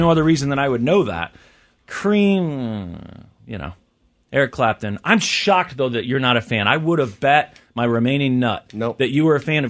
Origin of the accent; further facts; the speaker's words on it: Kansas City, United States; I wanted to see my hometown, right? Is it on here? Where is it? It took a while. I finally did find Kansas City.